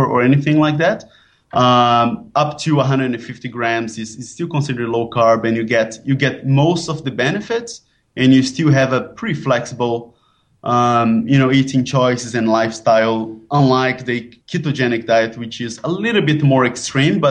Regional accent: Brazil; now in Bangkok, Thailand; now I'm based in Bangkok, but I'm originally from Brazil.

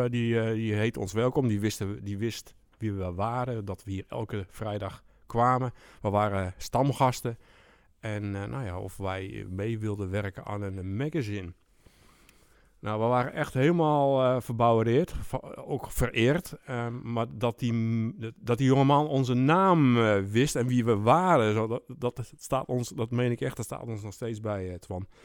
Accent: Doetinchem, Gelderland, Netherlands; moved away as an adult; also born or lived in Leeuwarden; now in Emmeloord, Netherlands; In Doetinchem. In Doetinchem. Achterhoek.

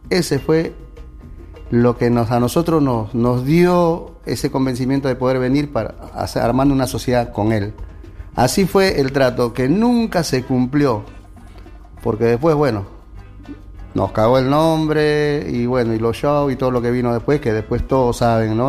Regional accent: Peru; moved away as an adult; now in Argentina; Somos del Perú.

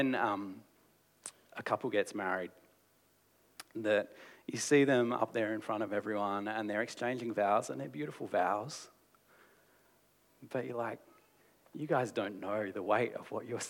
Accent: Australia; as an Australian culture

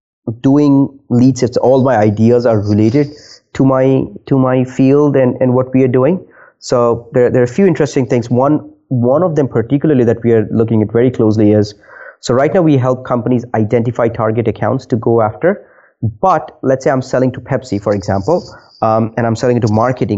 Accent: India; also born or lived in Nova Scotia, Canada; now in Halifax, Canada; I am originally from India.

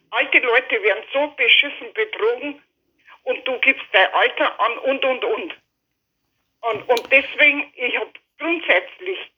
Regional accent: Chammünster, Bavaria, Germany; Weil äh, Kam ist einfach meine Heimat.

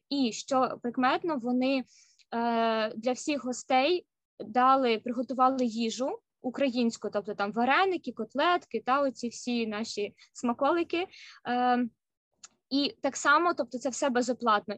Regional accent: Kyiv, Ukraine; moved away as an adult; now in Seattle, United States; я сама родом з Києва

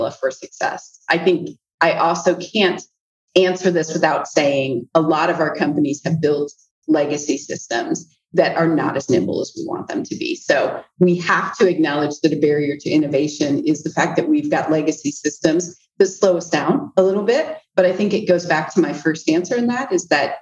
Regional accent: Central Iowa, United States; moved away as an adult; growing up in Central Iowa was home for me. So I came back to Central Iowa

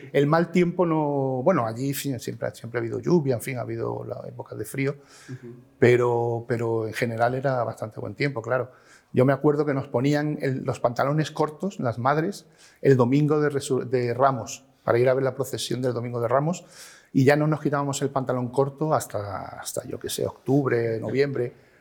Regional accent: Málaga, Andalusia, Spain; moved away as an adult; also born or lived in Madrid; nací en Málaga y en 1966

